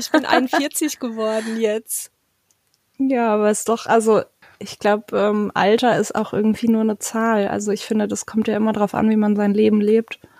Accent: Germany; ich war Kind von Schaustellereltern, ich habe eine Schwester und wir sind auch im Wohnwagen aufgewachsen und deswegen passt das ja wieder ganz gut zu Camperstyle. Ähm, wir waren tatsächlich auch oft auf Campingplätzen, aber eben in ganz Deutschland unterwegs

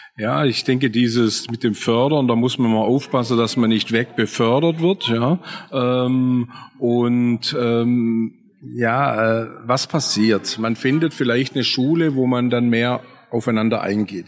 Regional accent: a Swabian village, Germany; im schwäbischen Dorf, wo ich aufgewachsen bin, als sehbehinderter Bub

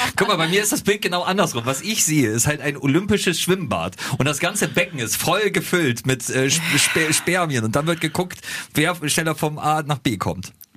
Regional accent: Germany; wir sind Deutsche

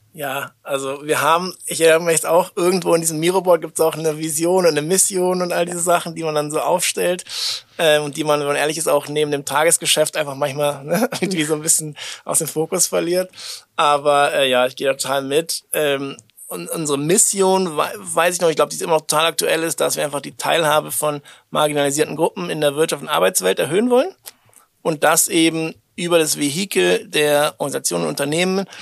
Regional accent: Berlin, Germany; wir kommen beide auch aus Berlin

